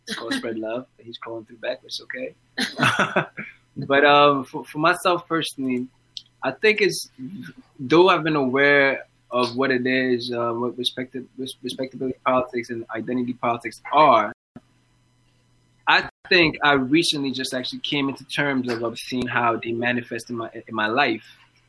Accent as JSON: {"language": "English", "town": "Bronx", "region": "New York", "country": "United States", "accent": "New York", "lives_now": "Ottawa, Canada", "said": "because I moved from the Bronx, New York, to Ottawa, and when I first moved, I had a strong New York accent."}